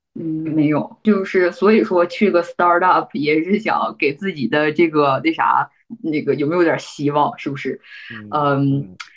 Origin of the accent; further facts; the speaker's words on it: Northeast China, China; moved away as an adult; also born or lived in New York / US West Coast; now in United States; 我们嗯。东北人的